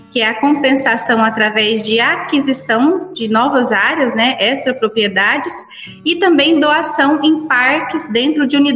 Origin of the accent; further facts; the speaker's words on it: Cachoeira Alta, Goiás, Brazil; Sim, somos aqui de Cachoeira Alta.